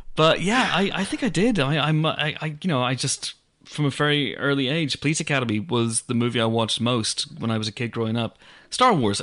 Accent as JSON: {"language": "English", "town": "Banbridge", "region": "Northern Ireland", "country": "United Kingdom", "tie": "born or raised there", "said": "my hometown of Banbridge in Northern Ireland"}